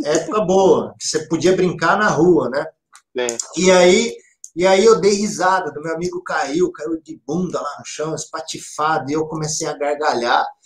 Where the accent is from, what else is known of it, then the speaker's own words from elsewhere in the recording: Campinas, São Paulo, Brazil; eu sou de Campinas, cidade de Campinas. Vi, mor, nasci e vivo até hoje aqui na, na, cidade de Campinas